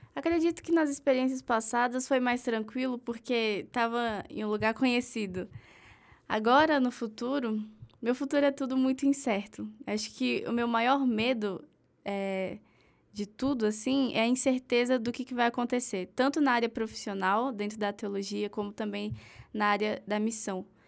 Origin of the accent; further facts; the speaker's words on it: Brasília, Federal District, Brazil; eu sou de Brasília